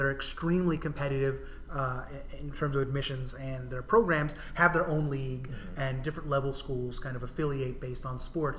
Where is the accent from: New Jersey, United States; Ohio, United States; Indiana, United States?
New Jersey, United States; now in Lexington, United States; where we live now in Massachusetts, but it sounds familiar, and it is very similar to where I grew up in New Jersey.